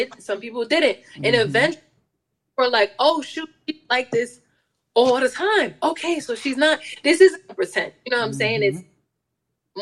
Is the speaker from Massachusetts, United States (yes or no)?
no; upstate New York, United States; I'm a upstate New Yorker